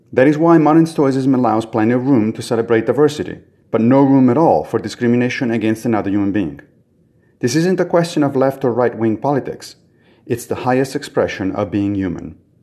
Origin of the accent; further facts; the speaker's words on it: Rome, Lazio, Italy; now in New York, United States; I was raised in Rome, for instance, and I am therefore an Italian. I now live in New York